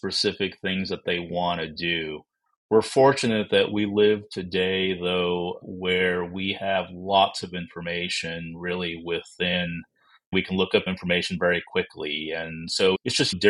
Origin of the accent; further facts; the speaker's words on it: Texas, United States; also born or lived in Toledo, Ohio / Dallas, Texas; So I was born in Toledo, Ohio, moved to Texas when I was only 5 years old, and so have mostly lived here in the state of Texas